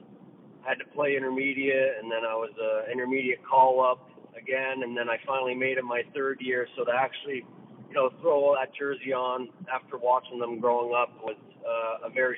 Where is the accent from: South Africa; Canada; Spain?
Canada; Bowmanville, Ontario; also born or lived in Scarborough, Ontario; Bowmanville, Ontario. I was born in Scarborough, and then I moved to Bowmanville when I was around 4 years old